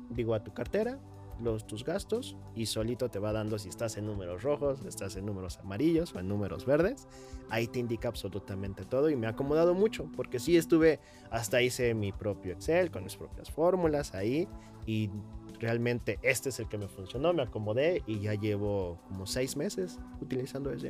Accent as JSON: {"language": "Spanish", "region": "Hidalgo", "country": "Mexico", "moved": "yes", "lives_now": "Mexico City, Mexico", "said": "Yo soy de, de, de Hidalgo"}